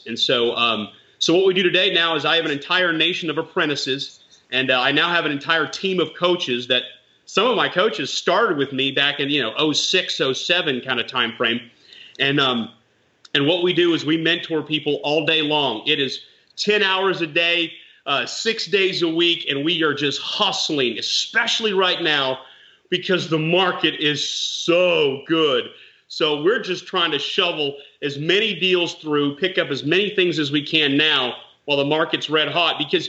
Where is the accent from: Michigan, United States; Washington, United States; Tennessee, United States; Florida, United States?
Tennessee, United States; Nashville; I was from Nashville